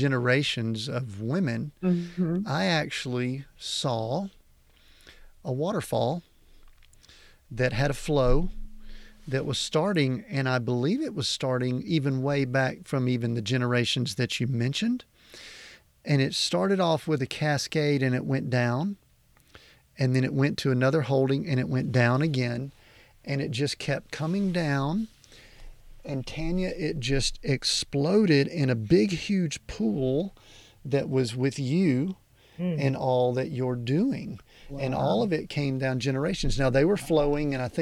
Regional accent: the South, United States; I spent a little bit of time in a Baptist church growing up in the South

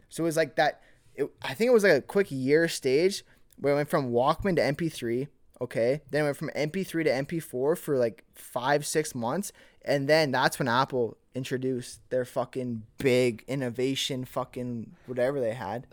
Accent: Millet, Alberta, Canada; growing up in Millet

